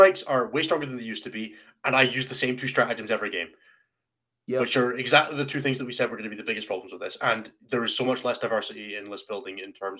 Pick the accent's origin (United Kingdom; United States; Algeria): United Kingdom; Scotland; I'm not American. I'm Scottish.